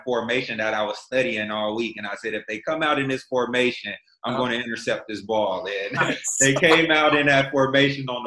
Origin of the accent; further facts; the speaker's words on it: Fresno, California, United States; moved away as an adult; also born or lived in Kansas City; Fresno is, you know, my hometown.